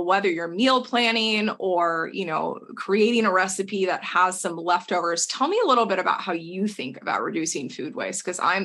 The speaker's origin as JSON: {"language": "English", "region": "Texas", "country": "United States", "moved": "yes", "said": "we are two people from Texas originally"}